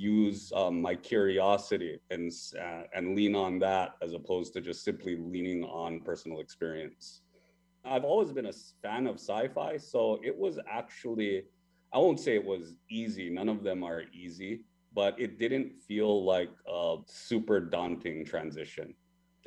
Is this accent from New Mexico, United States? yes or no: no; Hawaii, United States; I was born and raised in Hawaii.